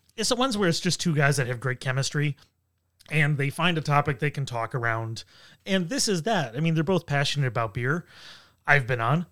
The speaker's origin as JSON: {"language": "English", "town": "Buffalo", "region": "New York", "country": "United States", "tie": "born or raised there", "moved": "yes", "lives_now": "Rochester, United States", "said": "I grew up in Buffalo. I've lived here for twenty years now"}